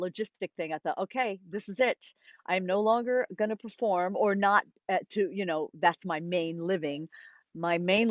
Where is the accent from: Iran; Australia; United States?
United States; Rhode Island; I had a wonderful dance teacher growing up in Rhode Island